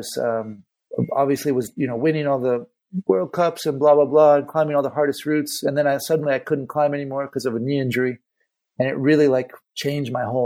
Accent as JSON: {"language": "English", "town": "Santa Cruz", "region": "California", "country": "United States", "tie": "born or raised there", "also_born_or_lived": "Spain", "moved": "as an adult", "lives_now": "Barcelona, Spain", "said": "growing up in Santa Cruz, being on the ocean"}